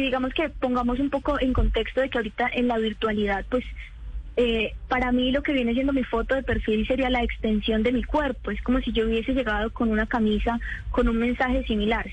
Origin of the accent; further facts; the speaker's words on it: Popayán, Cauca, Colombia; soy del Cauca, yo soy de Popayán.